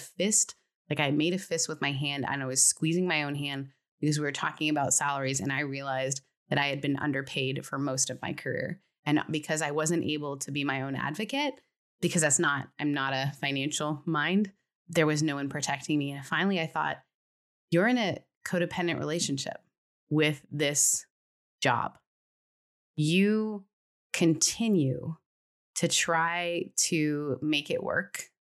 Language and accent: English; California, United States; Well, it's because I'm from California. We have to bring up our therapist at least twice an hour. But it's like that's the way you get to stay in the state.